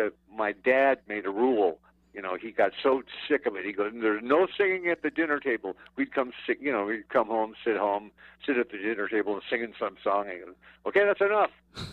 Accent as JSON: {"language": "English", "town": "Omaha", "region": "Nebraska", "country": "United States", "tie": "born or raised there", "also_born_or_lived": "Scottsdale, Arizona", "moved": "yes", "said": "We lived in Omaha. I was born in Omaha, Nebraska."}